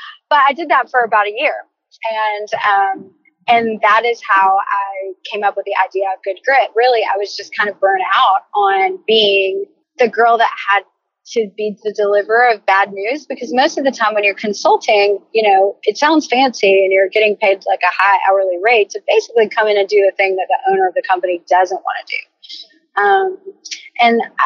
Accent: Savannah, Georgia, United States; I'm from Savannah

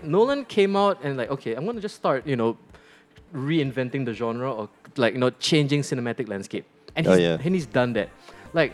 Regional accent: Singapore; We're Singaporean.

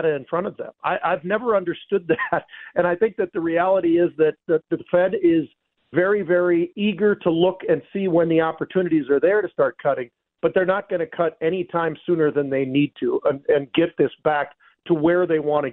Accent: San Francisco, California, United States; I was born and raised in San Francisco

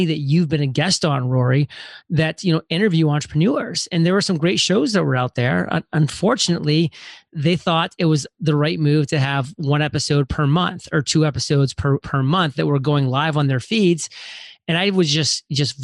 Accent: Maine, United States; moved away as an adult; I'm from Maine, very small, tiny town, spent the first 18 years there

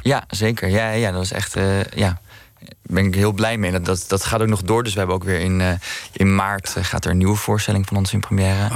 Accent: Amsterdam, North Holland, Netherlands; also born or lived in Maastricht

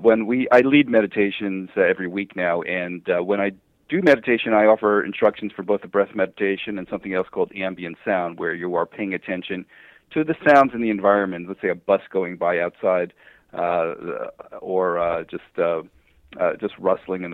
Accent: New Jersey, United States; moved away; also born or lived in West Coast; I'm originally from New Jersey

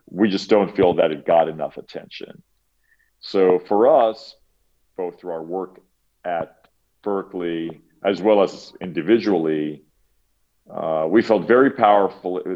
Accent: Cyprus; I grew up in Cyprus

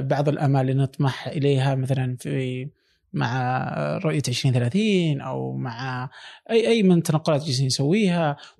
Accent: Saudi Arabia; moved away

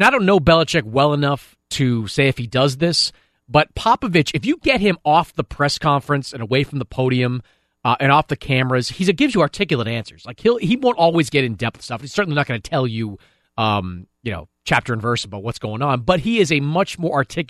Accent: Boston, Massachusetts, United States; I'm from Boston, and I have grown up effectively over the last 20 years with the Patriots

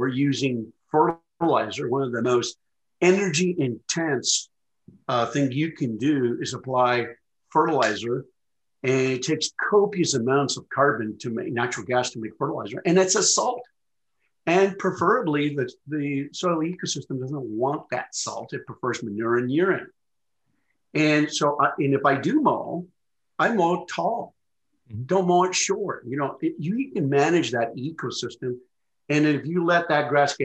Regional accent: New Mexico, United States; now in Missouri, United States; My home state of New Mexico

